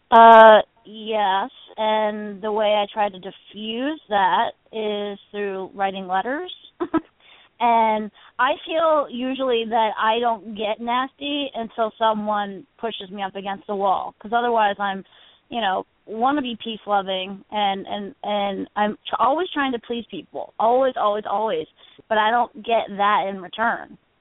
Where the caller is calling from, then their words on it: New Hope, Pennsylvania, United States; I'm calling from New Hope, Pennsylvania.